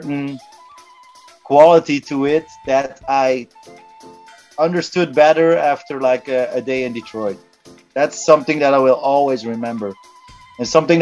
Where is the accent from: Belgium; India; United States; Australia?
Belgium; I'm based in Ghent, Belgium. I was born in Belgium as well.